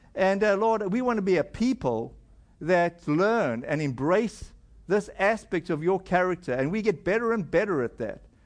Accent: South Africa; moved away; my home country in South Africa

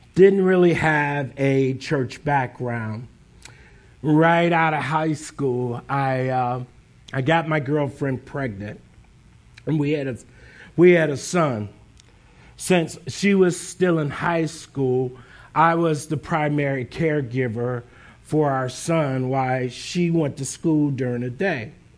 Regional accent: Northeast Ohio, United States; now in Columbus, United States; I grew up in Northeast Ohio

